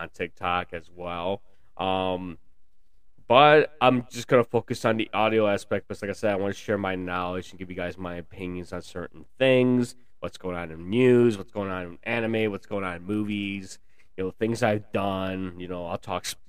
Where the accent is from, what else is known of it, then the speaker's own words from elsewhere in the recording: Chicago, Illinois, United States; I was born in Chicago, so I currently live in the burbs of the Chicagoland area.